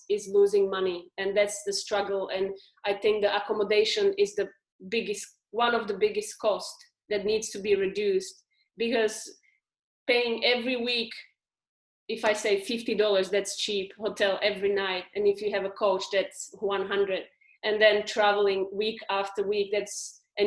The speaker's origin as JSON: {"language": "English", "country": "Slovakia", "moved": "yes", "lives_now": "Australia", "said": "I'm from Slovakia"}